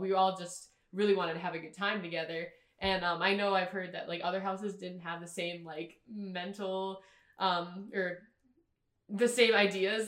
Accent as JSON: {"language": "English", "town": "Alexandria", "region": "Minnesota", "country": "United States", "moved": "yes", "said": "I'm from Alexandria, Minnesota."}